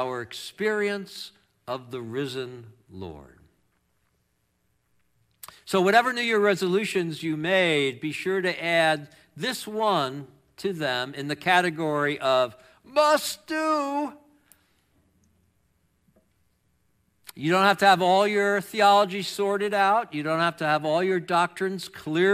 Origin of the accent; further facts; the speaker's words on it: New York, United States; moved away; I'm from New York, and I can't say ERs